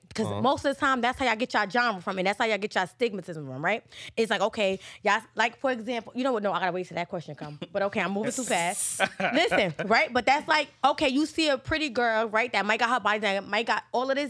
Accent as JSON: {"language": "English", "region": "New Jersey", "country": "United States", "said": "I'm from Jersey"}